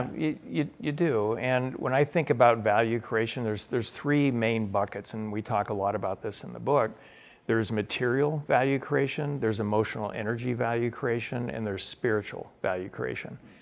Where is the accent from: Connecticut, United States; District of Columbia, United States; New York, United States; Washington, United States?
Washington, United States; Spokane; I grew up in Spokane, Washington